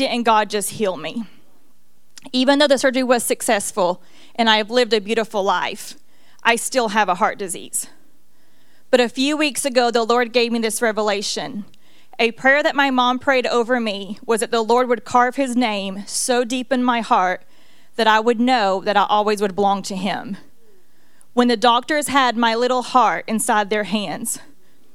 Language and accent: English; Cleveland, Tennessee, United States; when I was born here in Cleveland, Tennessee